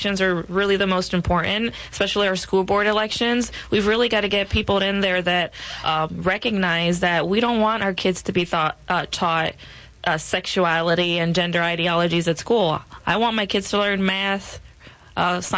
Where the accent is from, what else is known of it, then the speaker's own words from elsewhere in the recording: Puerto Rico; now in Maryland, United States; I'm from Puerto Rico